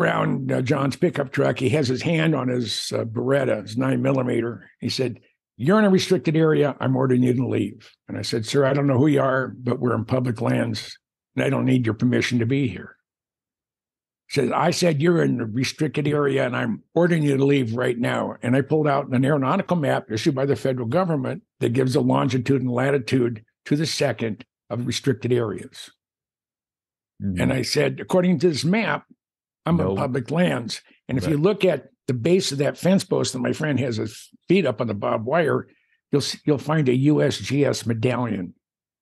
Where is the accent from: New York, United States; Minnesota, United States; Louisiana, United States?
Minnesota, United States; Lake Mille Lacs; I grew up on Lake Mille Lacs in the central part of the state